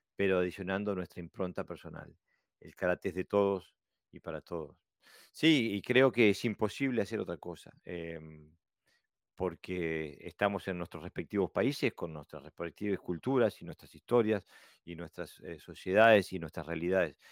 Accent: Uruguay; now in Denmark; soy un uruguayo viviendo en Dinamarca

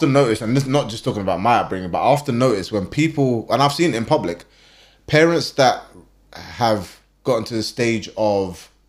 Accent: London, United Kingdom; I was born in the UK. I was born in London. So like I'm born and raised in London.

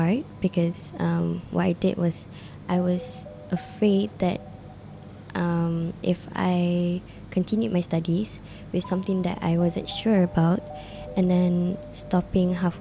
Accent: Ampang Jaya, Selangor, Malaysia; I was born in Ampang Puchi, so in Ampang, KL. I grew up in, basically in Ampang Jaya

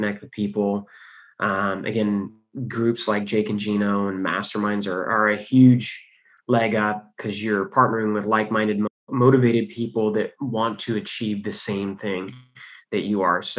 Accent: California, United States; We're all from California

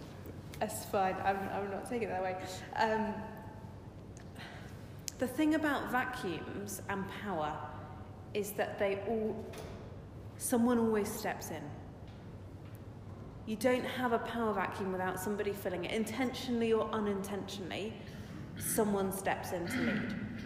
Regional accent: South East England, United Kingdom; because I come from Surrey and there are lots of people who are leaders

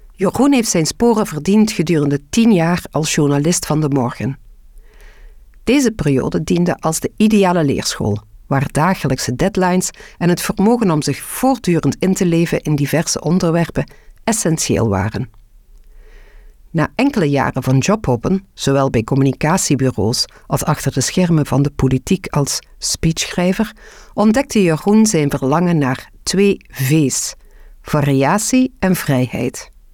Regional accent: Belgium

